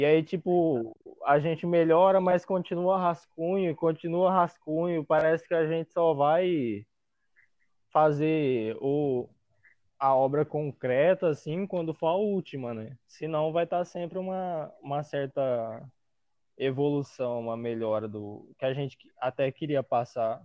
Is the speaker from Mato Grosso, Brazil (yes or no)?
yes; Várzea Grande, Mato Grosso, Brazil; Sou de Varza Grande